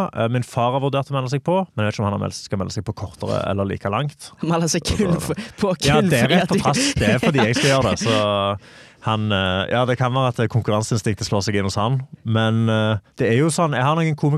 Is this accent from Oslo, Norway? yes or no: no; Stavanger, Rogaland, Norway; Åh, jeg ville sagt stavangerfolk kan være eh, de, Vi er litt som bergensere.